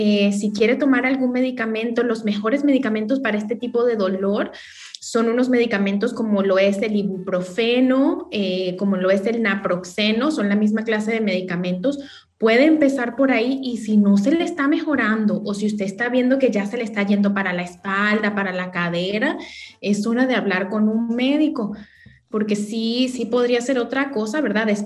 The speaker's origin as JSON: {"language": "Spanish", "country": "Venezuela", "also_born_or_lived": "Colombia / Dominican Republic", "lives_now": "New York, United States", "said": "No, les cuento que soy venezolana, pero he vivido en Colombia, también he vivido en la República Dominicana, ahora en Nueva York, entonces agarro como lo mejor de cada acento"}